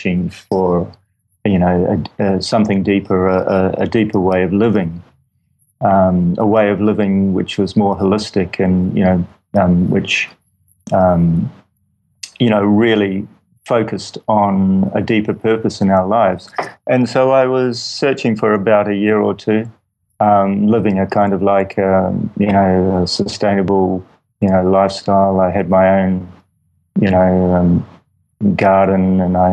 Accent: Wellington, New Zealand; New Zealand, Wellington, New Zealand

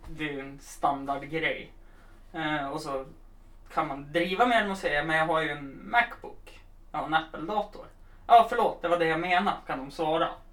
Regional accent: Östersund, Jämtland, Sweden; vi som kom från Östersund

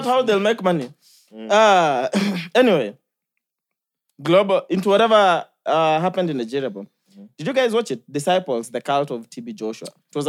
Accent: Migori, Migori County, Kenya; I come from Migori

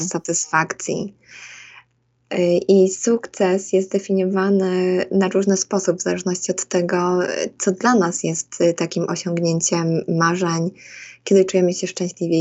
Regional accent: Łosośnica, Poland; moved away as an adult; also born or lived in Bydgoszcz; now in United States; wychowując się takiej małej miejscowości

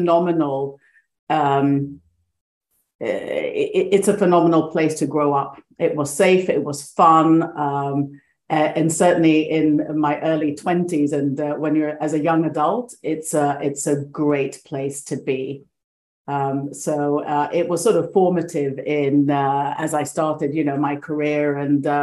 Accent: Greece; moved away; also born or lived in Sweden; I was born in Sweden, but grew up most of my life in Greece

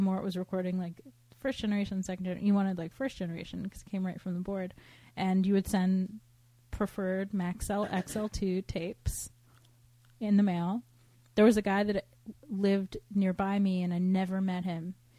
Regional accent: Cleveland, Ohio, United States; now in Los Angeles, United States; growing up in the Cleve.

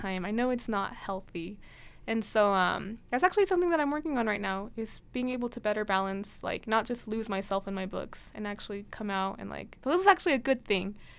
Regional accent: Blackfoot, Idaho, United States; I'm from the Blackfoot area

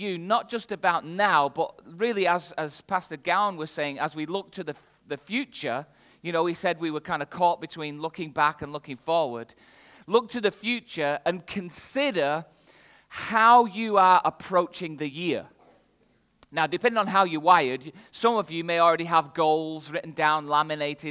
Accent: the north of England, United Kingdom; accent: northern English; My accent is very clearly from the north of England

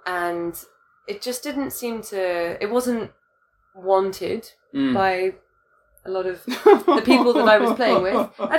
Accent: United Kingdom; now in Hong Kong; British me, I'm still British, but like the girl that was living in the UK before moving to Hong Kong

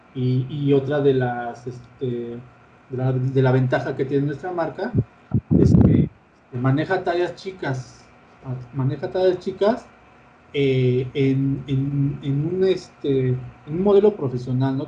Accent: Mexico; como mexicanos

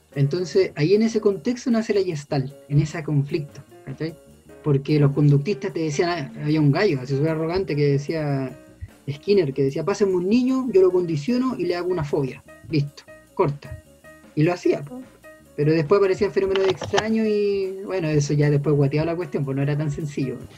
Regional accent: Chile; como chilenos

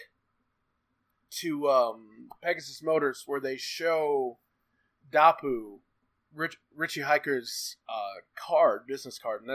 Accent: United States; I'm American

